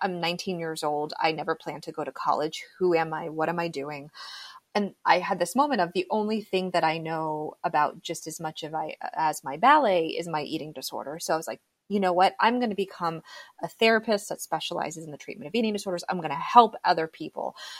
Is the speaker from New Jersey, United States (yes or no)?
no; South Florida, United States; So I was actually born and raised in South Florida. I'm one of those very few like native Floridians